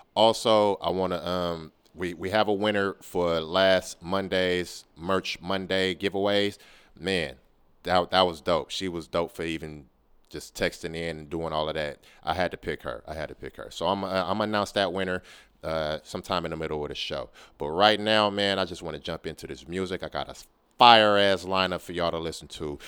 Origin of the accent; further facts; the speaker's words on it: Oakland, California, United States; my hometown city, Oakland, California, man, where I'm from. Born and raised